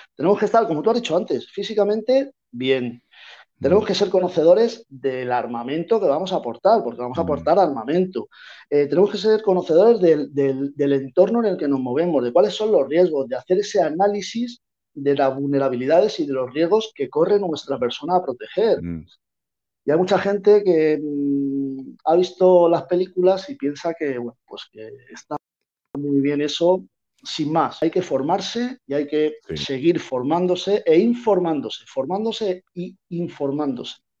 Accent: Madrid, Community of Madrid, Spain; now in Málaga, Spain; yo soy de Madrid.

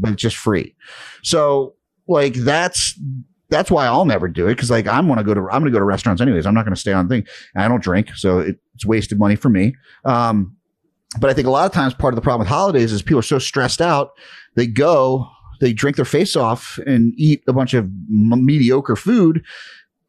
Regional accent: New York City, New York, United States; I'm from Brooklyn

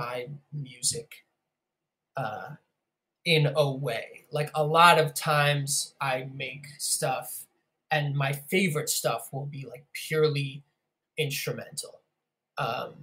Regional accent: Harrison, New York, United States; also born or lived in Brooklyn / Queens; I was born and raised in New York. I was born in the city, but then moved out to the suburbs. Specifically, a town called Harrison in Westchester, New York.

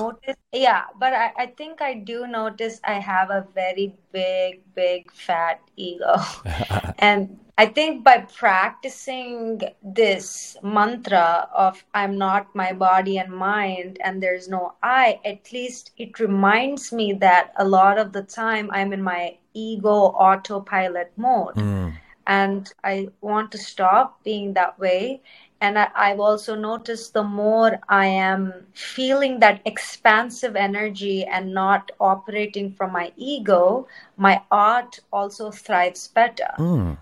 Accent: India; first language Telugu; English is a second language; also born or lived in Cincinnati, Ohio, United States; now in New York City, United States; I was born in Cincinnati, Ohio, and I grew up in India

